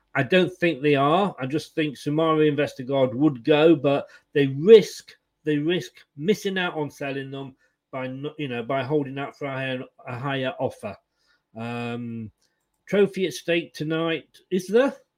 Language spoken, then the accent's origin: English; Leicester, East Midlands, United Kingdom; moved away as an adult; also born or lived in Blackpool / Blackburn / Burnley; now in Bournemouth, United Kingdom; I was born in Leicester. I'm now down in Bournemouth, and I went via Blackpool, Blackburn, and Burnley.